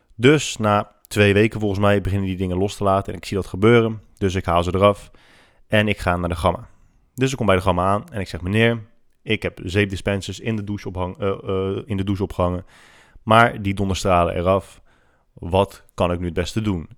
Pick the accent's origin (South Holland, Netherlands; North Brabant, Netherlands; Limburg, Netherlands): South Holland, Netherlands; Rotterdam; En ik ben godverdomme opgegroeid in Rotterdam-Zuid